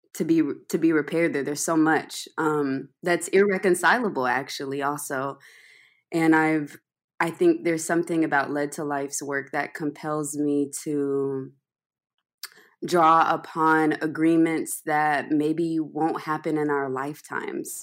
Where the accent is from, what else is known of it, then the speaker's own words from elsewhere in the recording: Atlanta, Georgia, United States; some friends I grew up with in Atlanta